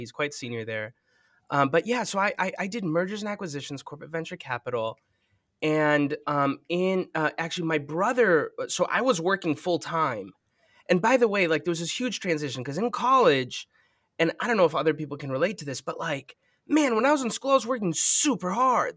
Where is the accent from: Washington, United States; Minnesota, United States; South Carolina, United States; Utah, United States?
Minnesota, United States; Minneapolis; I'm from Minneapolis